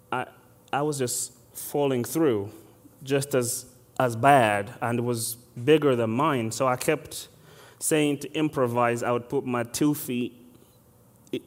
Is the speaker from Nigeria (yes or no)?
no; Uganda; moved away; I am exactly from Uganda. I was born and raised there